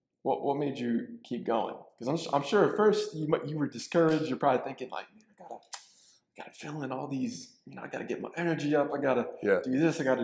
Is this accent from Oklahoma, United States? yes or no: no; Pennsylvania, United States; I'm from Pennsylvania.